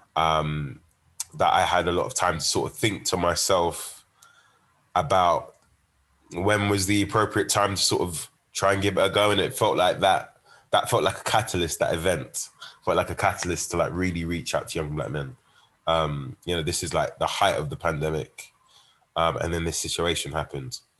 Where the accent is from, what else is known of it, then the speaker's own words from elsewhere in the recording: London, United Kingdom; also born or lived in Birmingham; it being my hometown